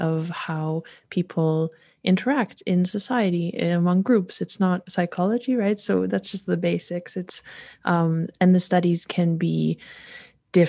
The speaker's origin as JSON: {"language": "English", "town": "North Bay", "region": "Ontario", "country": "Canada", "tie": "born or raised there", "also_born_or_lived": "Poland / Warsaw, Poland / England", "moved": "as an adult", "lives_now": "Switzerland", "said": "I grew up in North Bay, Ontario"}